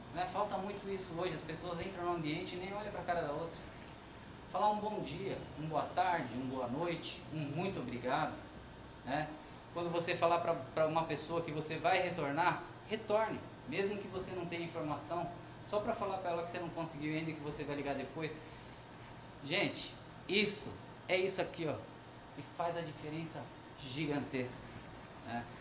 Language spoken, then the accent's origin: Portuguese; Brazil; nós brasileiros